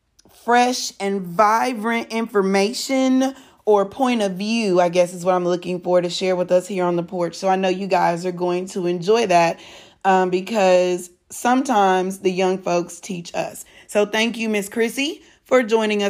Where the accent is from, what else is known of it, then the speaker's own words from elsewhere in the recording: Texas, United States; I'm a Texan.